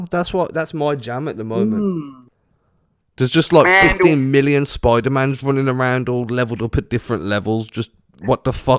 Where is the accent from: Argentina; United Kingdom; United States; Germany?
United Kingdom; England; I'm English.